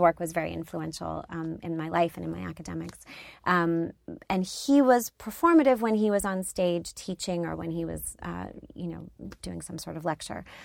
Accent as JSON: {"language": "English", "area": "outside Philadelphia", "region": "Pennsylvania", "country": "United States", "tie": "born or raised there", "said": "I grew up outside Philadelphia"}